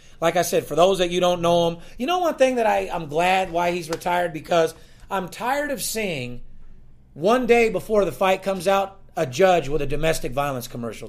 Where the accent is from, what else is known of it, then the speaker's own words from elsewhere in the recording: North Las Vegas, Nevada, United States; I'm born and raised in North Las Vegas.